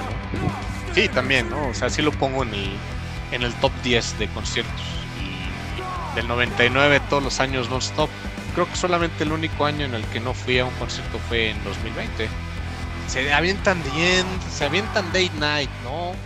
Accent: Mexico; Somos, somos querendones mexicanos

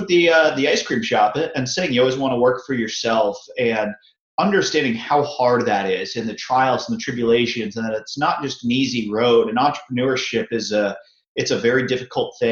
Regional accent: Tampa Bay area, Florida, United States; born and raised in the Tampa Bay area

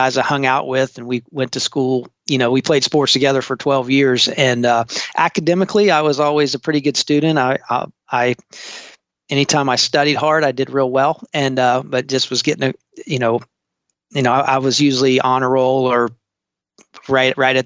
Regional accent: Charleston, South Carolina, United States; I am actually a third generation Charlestonian, which is rare nowadays. I was born and raised on James Island, still live on James Island

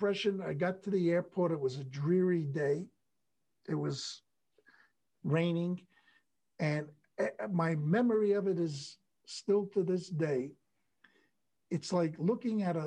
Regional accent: United States; I'm not Canadian. I'm American

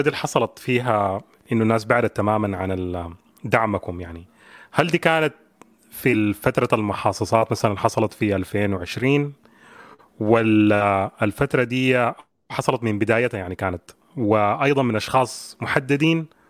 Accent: Sudan; عندنا كسودانيين

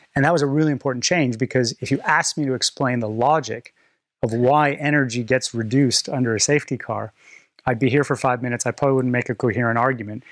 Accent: Canada; I'm Canadian

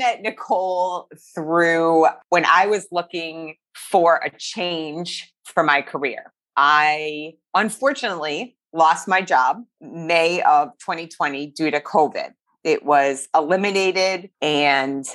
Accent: Meriden, Connecticut, United States; I grew up in Meriden

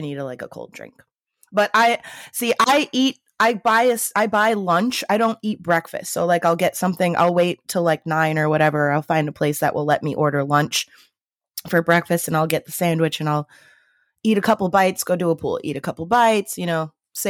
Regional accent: Illinois, United States; I'm from Illinois, and I will dispute that.

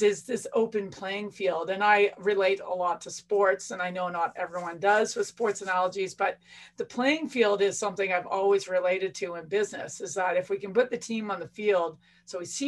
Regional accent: Canada; being Canadian

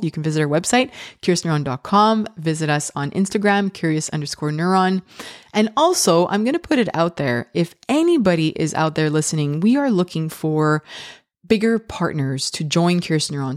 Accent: Canada; I'm so Canadian

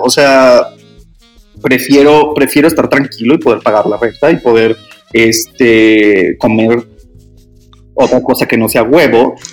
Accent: Hermosillo, Sonora, Mexico; moved away as an adult; now in Mexico City, Mexico; en Hermosillo, soy de Hermosillo

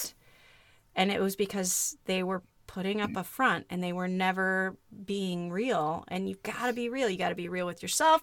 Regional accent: Kansas, United States; moved away; a kid who spent a lot of time growing up in Kansas

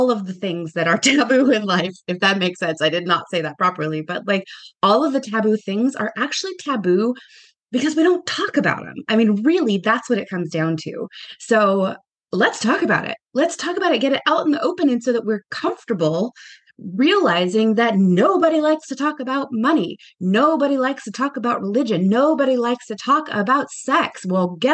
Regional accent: Southern California, United States; moved away as an adult; now in New York, United States; I am originally from Southern California. I grew up there. And then I moved to New York when I was in my early 30s.

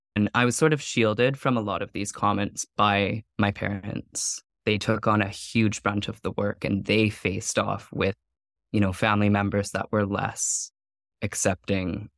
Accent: Vanderhoof, British Columbia, Canada; moved away; I grew up in Vanderhoof

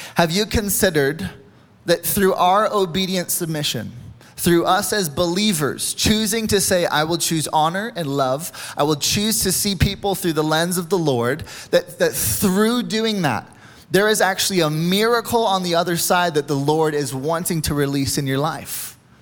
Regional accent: United States; we as American people

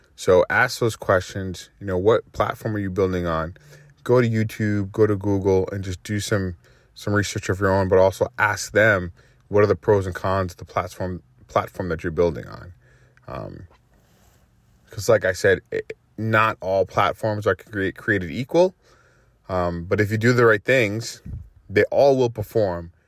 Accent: Massachusetts, United States; now in Houston, United States; I'm in the Houston area. I'm from Massachusetts

